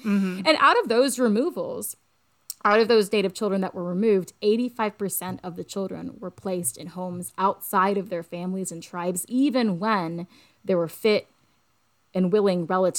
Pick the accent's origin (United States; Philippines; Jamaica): United States; Cherokee County, Appalachia; I grew up as the only South Asian in Cherokee County, Appalachia